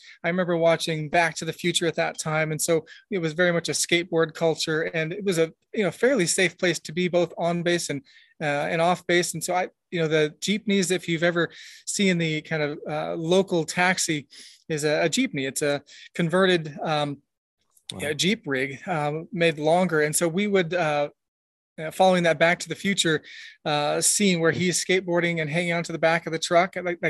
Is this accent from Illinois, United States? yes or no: no; Tacoma, Washington, United States; born there; I was born in Tacoma, Washington, military kid. So, you know, we moved around a ton.